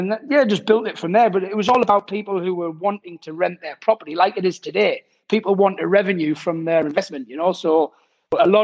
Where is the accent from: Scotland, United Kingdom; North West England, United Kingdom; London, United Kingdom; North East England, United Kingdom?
North East England, United Kingdom; Durham; moved away as an adult; now in France; originally I'm from Durham